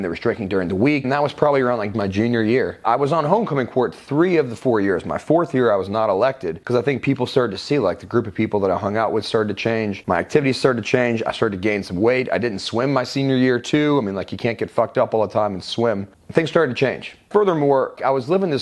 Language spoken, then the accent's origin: English; Roswell, Georgia, United States; also born or lived in West Palm Beach, Florida / Wellington, Florida; We moved to Atlanta when I was 5, specifically Roswell